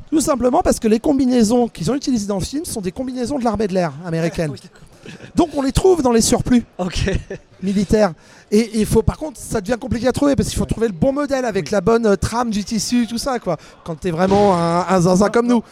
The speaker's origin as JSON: {"language": "French", "region": "Brittany", "country": "France", "said": "je viens de Bretagne"}